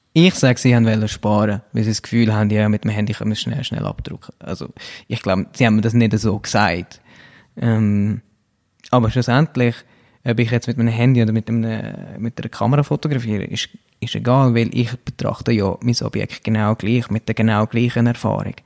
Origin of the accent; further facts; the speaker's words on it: Brugg, Aargau, Switzerland; moved away as an adult; also born or lived in Zurich / London; Ich bin Aargauer